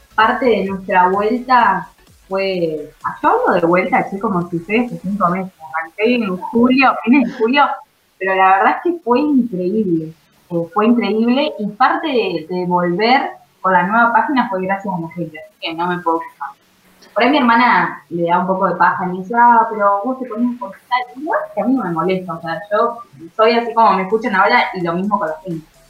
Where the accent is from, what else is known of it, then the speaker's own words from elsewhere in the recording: Carmen de Patagones, Buenos Aires Province, Argentina; yo soy de Vietma, de Patagones en realidad